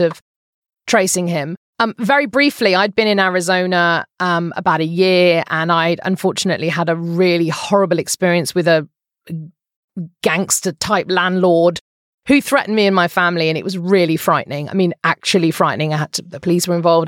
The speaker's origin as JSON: {"language": "English", "country": "United Kingdom", "moved": "as an adult", "lives_now": "Phoenix, United States", "said": "I'm a British person"}